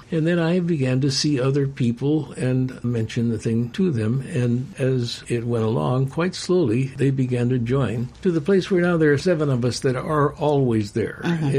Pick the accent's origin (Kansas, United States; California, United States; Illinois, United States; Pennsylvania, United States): Illinois, United States; Chicago; I'm from Chicago